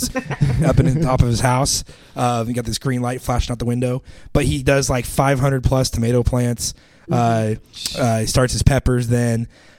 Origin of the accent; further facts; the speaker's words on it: Idaho, United States; I'm from Idaho